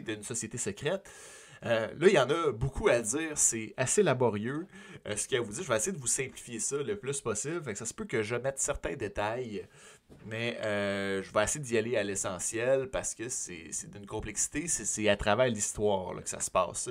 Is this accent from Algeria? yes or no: no; Sorel-Tracy, Quebec, Canada; Sorel, qui est ma ville natale